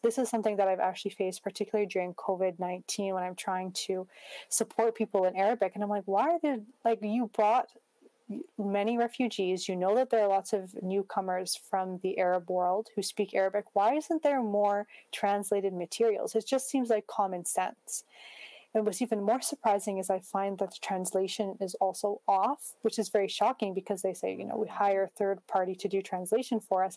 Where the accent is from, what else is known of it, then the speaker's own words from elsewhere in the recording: Prince George, British Columbia, Canada; growing up as a Muslim in Prince George, it was a strong part of my identity.